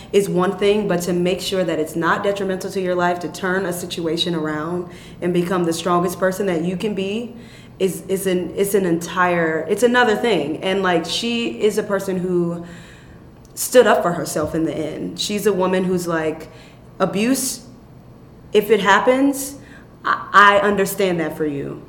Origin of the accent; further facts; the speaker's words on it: Chicago, Illinois, United States; I was raised in Chicago, young.